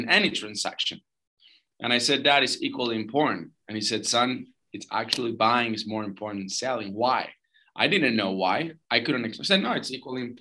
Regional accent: Argentina; moved away; also born or lived in St. Charles, Missouri, United States / Los Angeles, United States; I'm from Argentina originally.

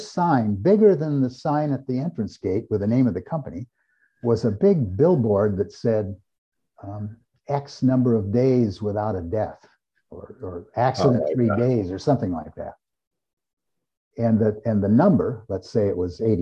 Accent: Eugene, Oregon, United States; I grew up in Eugene, Oregon, home of the University of Oregon

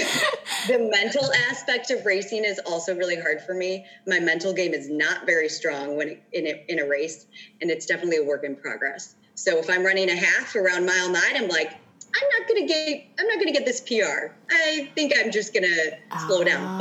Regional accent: Chicago, Illinois, United States; I grew up in the Chicagoland area

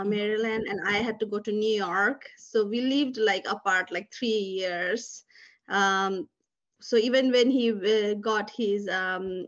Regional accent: Nepal; moved away as an adult; now in United States; I am from Nepal originally. I did my medical training

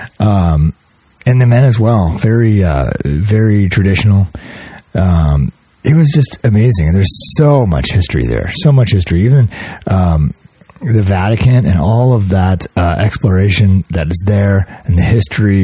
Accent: United States; also born or lived in Cleveland; growing up in America

